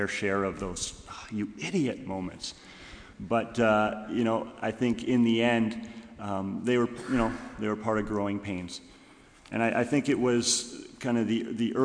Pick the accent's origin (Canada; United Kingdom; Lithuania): Canada; Kitchener, Ontario; also born or lived in British Columbia; now in Goshen, United States; I grew up in Kitchener, Ontario.